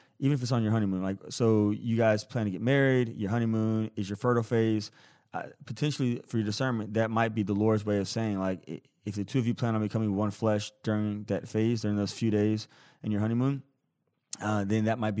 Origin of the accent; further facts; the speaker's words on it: Tennessee, United States; I'm from Tennessee, call those sweetened carbonated beverages that those in some other areas of the country referred to as pop or soda. Likely because of the strong influence of the Coca-Cola company in the South, this is what we did in Tennessee growing up.